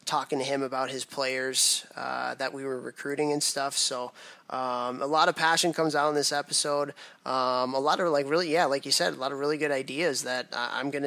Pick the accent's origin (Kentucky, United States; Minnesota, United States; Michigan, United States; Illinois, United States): Illinois, United States; Chicago; moved away; Chicago's my hometown